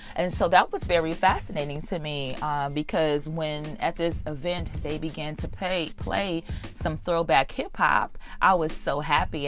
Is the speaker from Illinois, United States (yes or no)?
yes; Chicago, Illinois, United States; I'm from Chicago